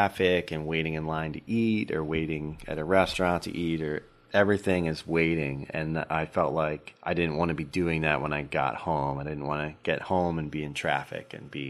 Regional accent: Somers Point, New Jersey, United States; moved away as an adult; also born or lived in Duluth, Minnesota / Minneapolis, Minnesota; now in Chippewa Valley, United States; I grew up in South Jersey on the Jersey Shore. The town I grew up in is called Summers Point, and it's right across the bay from Ocean City, which is on the ocean.

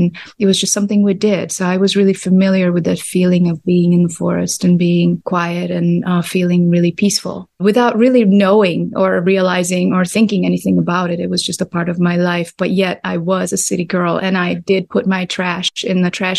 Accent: Budapest, Hungary; now in Detroit, United States; I'm definitely a city girl. I grew up in Budapest, and, you know, it's a big city with 2.5 million people

